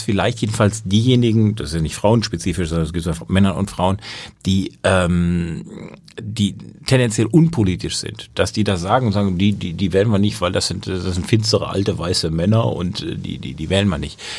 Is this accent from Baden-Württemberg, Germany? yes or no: yes; Baden-Württemberg, Germany; Naja, also ich komme aus Baden-Württemberg, da haben wir einen grünen